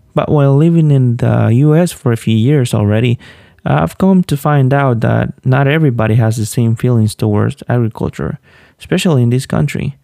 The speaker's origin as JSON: {"language": "English", "town": "Olanchito", "region": "Yoro", "country": "Honduras", "tie": "born or raised there", "moved": "yes", "said": "I was born and raised in Honduras, a small town named Olanchito"}